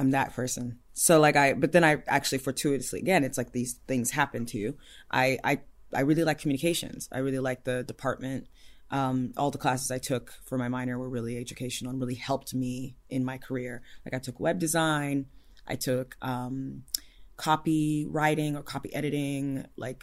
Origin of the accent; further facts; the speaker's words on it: Ife, Osun, Nigeria; moved away; I was born in Ife, Nigeria.